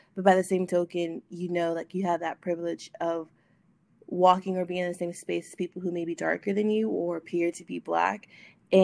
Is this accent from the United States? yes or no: yes; Texas, United States; moved away as an adult; now in Louisiana, United States; young, 23, just graduated college, and I live in the South. I'm originally from Texas, but I've been spending the last 2 years in Louisiana while I was at school.